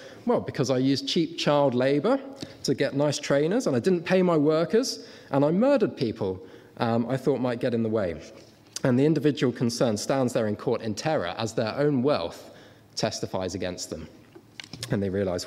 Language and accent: English; Guernsey; I come from Guernsey.